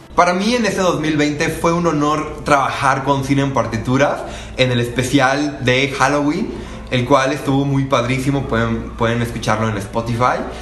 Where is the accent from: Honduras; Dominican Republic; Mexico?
Mexico; Miacatlán, Morelos; moved away as an adult; now in Mexico City, Mexico; soy originario de Miacatlán, Morelos y actualmente estudio en Ciudad de México